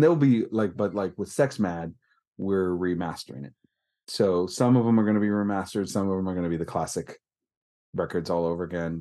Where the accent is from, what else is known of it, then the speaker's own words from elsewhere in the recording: Northern California, United States; I'm from California, it makes it, would make everyone think, like, beach and warmth, but that's a little southern. I'm northern